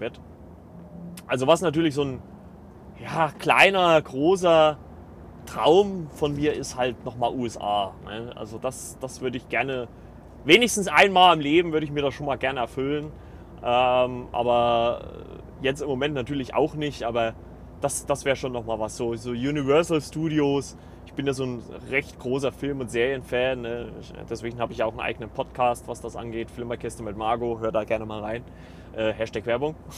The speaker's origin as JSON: {"language": "German", "country": "Germany", "lives_now": "Eisenach, Germany", "said": "bei uns in Deutschland"}